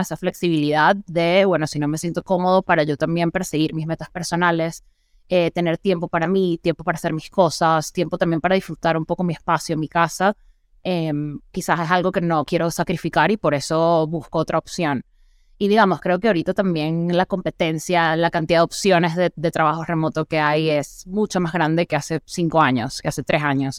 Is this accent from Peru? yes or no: no; Venezuela; now in Mexico; soy venezolana